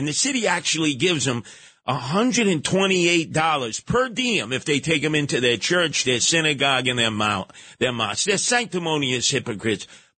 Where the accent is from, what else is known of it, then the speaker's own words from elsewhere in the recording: New York City, New York, United States; I was from Canarsie